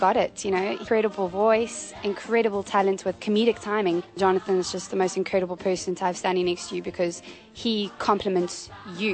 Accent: Cape Town, Western Cape, South Africa; I'm from Cape Town, South Africa

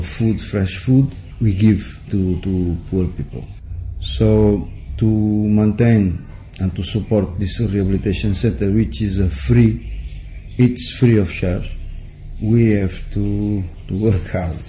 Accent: Portugal; moved away; I'm from Portugal

